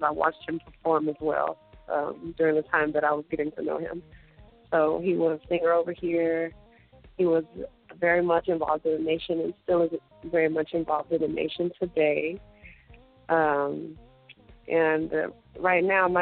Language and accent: English; Fort Worth, Texas, United States; moved away as an adult; also born or lived in Dallas, Texas; now in Israel; I'm from Fort Worth, Texas, originally. I was born and raised there